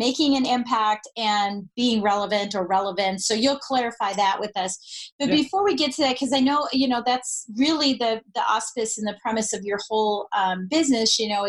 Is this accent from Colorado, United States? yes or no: yes; Colorado, United States; I'm from Colorado